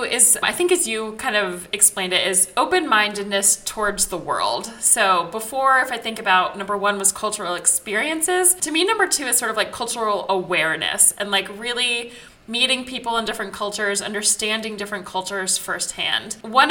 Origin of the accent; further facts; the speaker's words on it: Israel; growing up in Israel that like, if the siren goes off and there's sirens all over the country, you have a bomb shelter built into your house